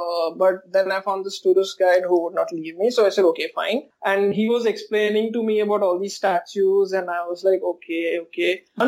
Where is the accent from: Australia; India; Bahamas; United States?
India; Coimbatore, Tamil Nadu; I'm from Coimbatore